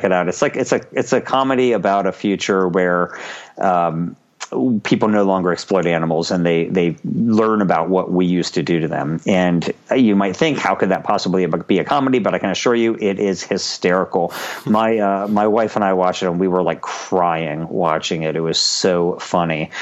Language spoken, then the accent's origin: English; United States; I'm an American